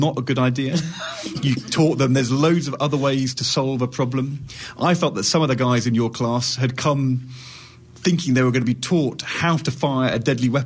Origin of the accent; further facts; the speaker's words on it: United Kingdom; also born or lived in London / Yorkshire; I'm from London and Yorkshire in the United Kingdom.